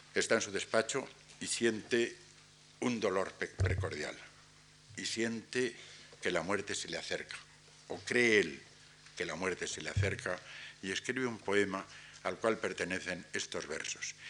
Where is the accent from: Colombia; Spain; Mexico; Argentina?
Spain; nos constituye más como españoles